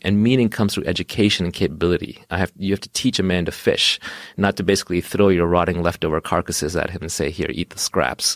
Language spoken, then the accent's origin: English; Australia; my home country, Australia